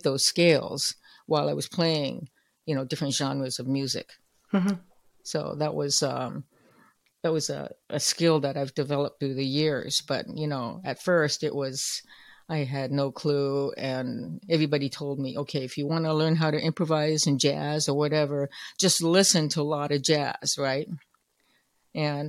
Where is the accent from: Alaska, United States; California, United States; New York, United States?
California, United States; Oakland; I'm growing up in Oakland, California